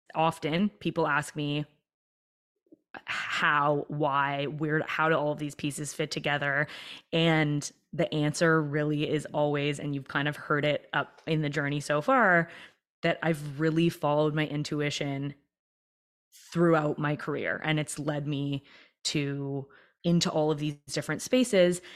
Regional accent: Toronto, Ontario, Canada; I was born and raised in Toronto

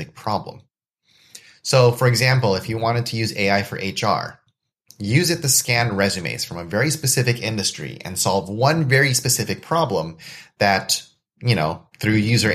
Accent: United States; I was born and raised in the States, which means I have family connections and ties to Indonesia

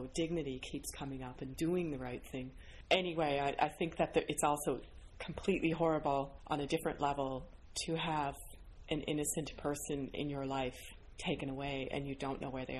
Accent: Ontario, Canada; now in St. John's, Canada; I'm from Ontario

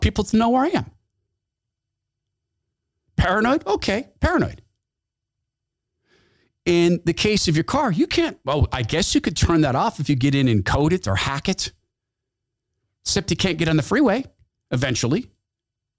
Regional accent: Washington, United States; moved away; My home state of Washington, the former state of Washington. That's Washington State. Man, I was born in Washington State.

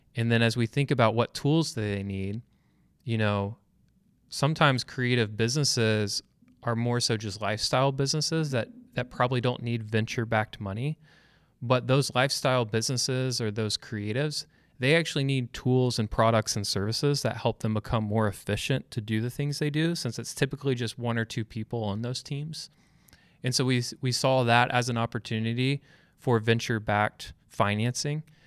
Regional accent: Georgia, United States; now in Louisville, United States; I'm from Georgia

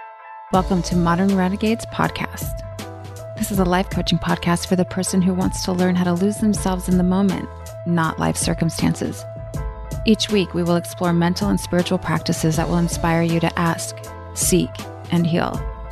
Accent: North Dakota, United States; born there; also born or lived in Arizona / Colorado / Montana / New Mexico; now in Austin, United States; I was born in North Dakota, but I lived in Arizona, Colorado, Montana, New Mexico, back to Colorado, back to New Mexico, back to Arizona, back to Colorado, then back to New Mexico, then Washington, then Hawaii.

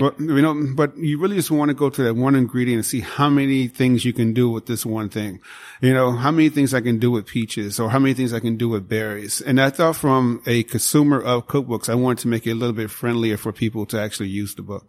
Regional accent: Chicago, Illinois, United States; moved away; I grew up in Chicago, south side of Chicago

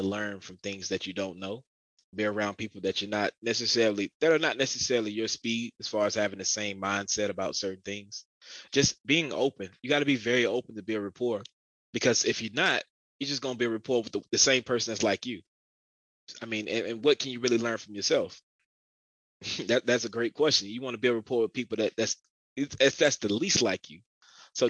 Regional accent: Augusta, Georgia, United States; growing up in Augusta, pretty much the country

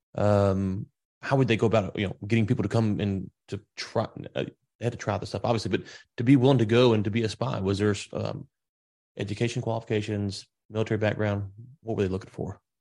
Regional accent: Louisiana, United States; now in Texas, United States; I'm in Texas. I'm from Louisiana originally

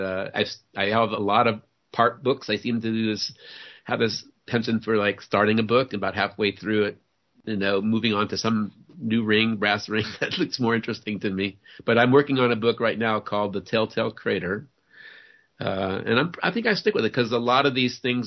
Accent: New Orleans, Louisiana, United States; I grew up in New Orleans. I was born and raised in New Orleans, and I came of age in the 1960s there

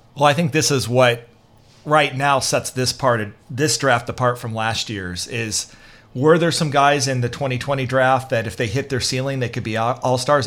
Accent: Raytown, Missouri, United States; also born or lived in Lee's Summit, Missouri; I was actually from Raytown, which is right next, right next door.

